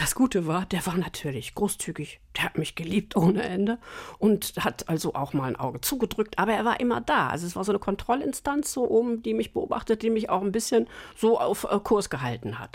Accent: Northern Germany, Germany; moved away as an adult; also born or lived in Munich; die Anfangszeit so als Norddeutsche war nicht einfach

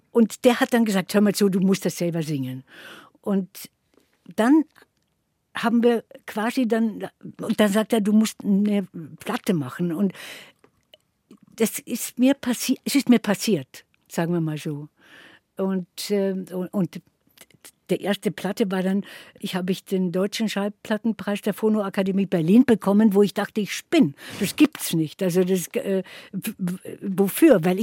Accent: Dröschitz, Carinthia, Austria; wieder in diesem Dorf, wo ich also als, äh, dann als größeres Kind, aber auch noch richtiges Kind aufgewachsen bin bei der Oma in Dröschitz.

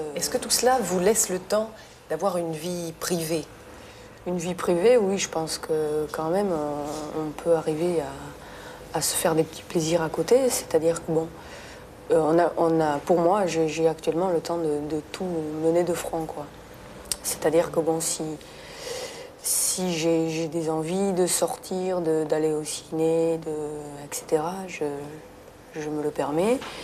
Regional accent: Béarn, Nouvelle-Aquitaine, France; now in Versailles, France; j'ai beaucoup d'attaches avec mon pays natal, tout simplement parce que j'ai toute ma famille euh, dans la région, dans le sud-ouest, dans le Béarn

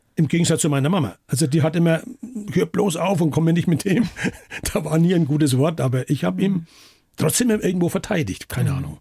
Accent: Bayreuth, Bavaria, Germany; das ist meine Heimatstadt

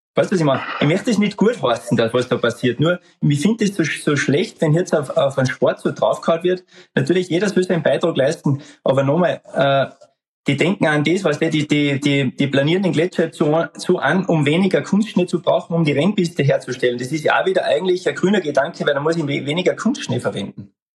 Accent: Austria; Bei uns in Österreich

